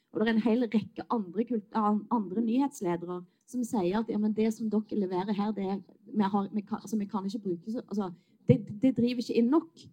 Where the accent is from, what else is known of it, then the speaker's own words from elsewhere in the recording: Western Norway, Norway; Jeg er vestlending